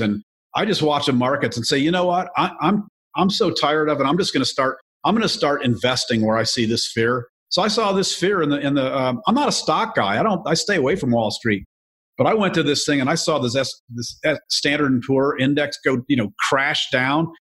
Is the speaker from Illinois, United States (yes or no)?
yes; Joliet, Illinois, United States; I was born in Joliet, Illinois